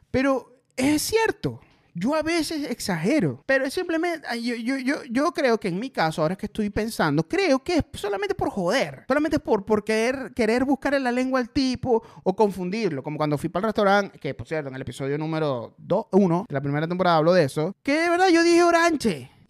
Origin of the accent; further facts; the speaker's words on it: Maracaibo, Zulia, Venezuela; accent: maracucho; now in Caracas, Venezuela; Yo, sí, sí, soy de Maracaibo.